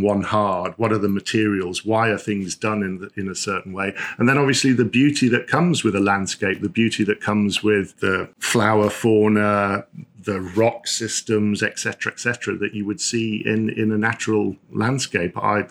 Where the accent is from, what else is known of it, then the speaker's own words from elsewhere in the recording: Sheffield, Yorkshire and the Humber, United Kingdom; I grew up in Sheffield. I grew up in the industrial north, as it were